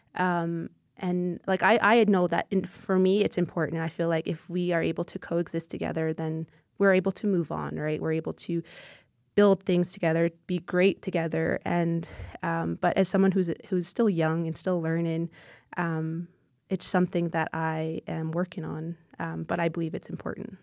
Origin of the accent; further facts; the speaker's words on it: Siksika Nation, Alberta, Canada; I am from the Siksika Nation, which is a part of the Blackfoot Confederacy. Um, I reside on my own traditional territories.